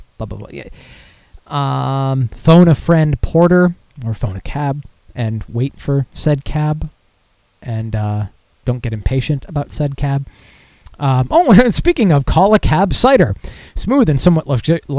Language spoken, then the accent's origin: English; Michigan, United States; Back to my home state.